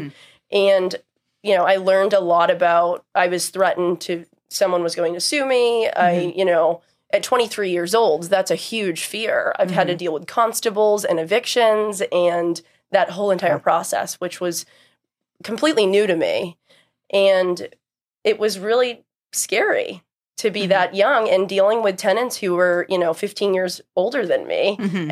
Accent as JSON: {"language": "English", "town": "Raynham", "region": "Massachusetts", "country": "United States", "tie": "born or raised there", "also_born_or_lived": "Cambridge, Massachusetts", "said": "I grew up in Rainham, Massachusetts, which is generally known. People know it for the flea market or the dog track"}